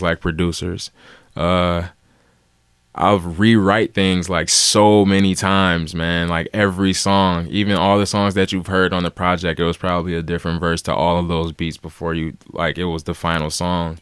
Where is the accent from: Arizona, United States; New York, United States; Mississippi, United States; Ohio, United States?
Ohio, United States; Cleveland; also born or lived in Los Angeles; I'm from Cleveland, born and raised